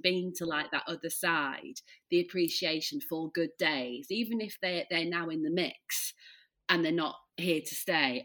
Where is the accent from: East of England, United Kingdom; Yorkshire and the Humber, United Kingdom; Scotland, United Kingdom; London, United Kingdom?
Yorkshire and the Humber, United Kingdom; Leeds; now in Peak District, United Kingdom; I'm from Leeds, but we live in the like uh, near the Peak District